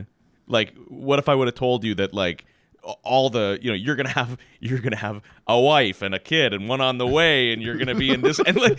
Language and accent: English; Saskatchewan, Canada; my brothers and I grew up in Saskatchewan.